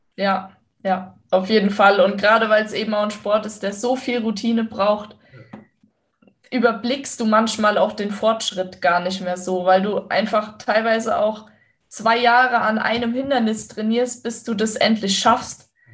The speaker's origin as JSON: {"language": "German", "region": "western Germany", "country": "Germany", "tie": "born or raised there", "said": "da, wo ich aufgewachsen bin"}